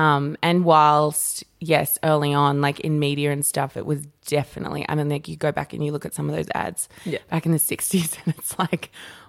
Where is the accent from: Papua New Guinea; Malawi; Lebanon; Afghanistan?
Papua New Guinea; growing up in New Guinea, like your body isn't a sexual, you know, a crazy sexual thing.